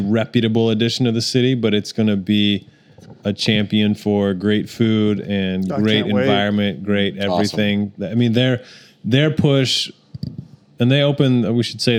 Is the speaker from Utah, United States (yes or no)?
yes; Salt Lake City, Utah, United States; now in Oklahoma City, United States; I'm from Salt Lake City